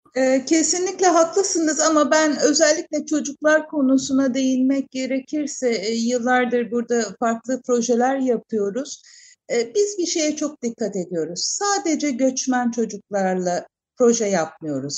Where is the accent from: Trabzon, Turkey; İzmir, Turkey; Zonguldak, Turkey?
İzmir, Turkey; Izmir, Turkey; Ben de doğma büyüme İzmirliyim